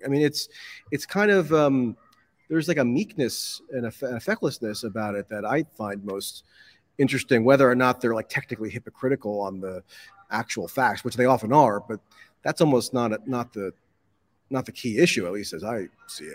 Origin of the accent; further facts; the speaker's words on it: United States; as an American